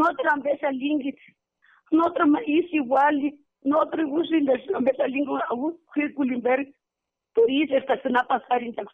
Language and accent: Spanish; Arantepacua, Michoacán, Mexico; de aquí de Arantepacua … Soy viuda